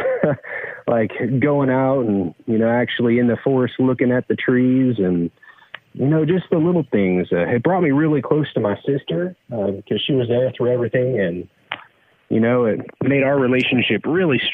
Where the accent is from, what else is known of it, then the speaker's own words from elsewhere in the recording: the Delta, California, United States; moved away; I grew up on the Delta, so I spent a lot of time on the water